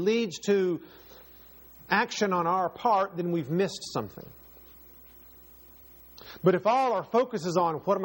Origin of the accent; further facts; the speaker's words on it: Texas, United States; now in North Carolina, United States; Am I a Texan or am I a North Carolinian? And when I go back to Texas, it even feels sort of strange because that's not where I live